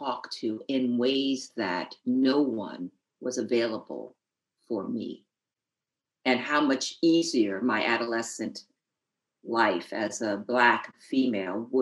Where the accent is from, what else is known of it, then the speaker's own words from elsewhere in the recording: New Haven, Connecticut, United States; I grew up in New Haven, Connecticut